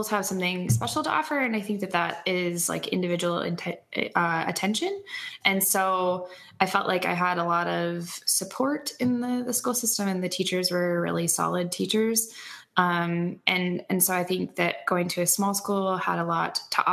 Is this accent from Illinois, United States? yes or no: no; Burlington, North Dakota, United States; also born or lived in Minot, North Dakota; I am originally from Burlington, North Dakota, which is like 7 miles outside of Minot, North Dakota